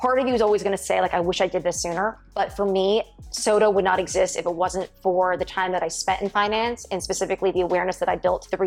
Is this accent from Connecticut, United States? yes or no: yes; Connecticut, United States; I'm from Connecticut.